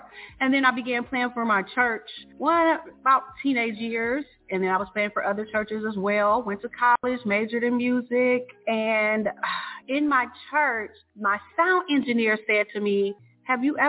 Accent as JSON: {"language": "English", "town": "Detroit", "region": "Michigan", "country": "United States", "said": "I'm from Detroit, or the Detroit metro area"}